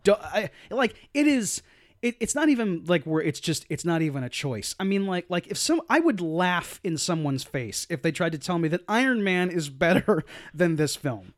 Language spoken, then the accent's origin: English; United States; people from my hometown